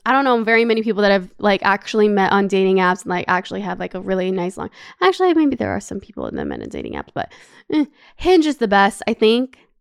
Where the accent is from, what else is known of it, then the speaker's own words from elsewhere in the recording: Brampton, Ontario, Canada; moved away as an adult; also born or lived in Los Angeles, United States; now in Paris, France; I'm from Brampton